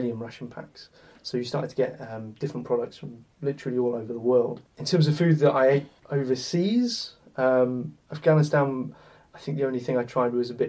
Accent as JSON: {"language": "English", "country": "United Kingdom", "said": "We're British"}